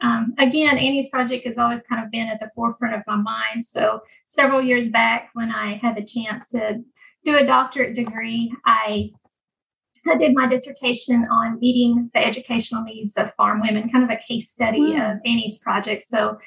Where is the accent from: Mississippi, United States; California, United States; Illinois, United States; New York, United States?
Mississippi, United States; moved away; I'm from Mississippi originally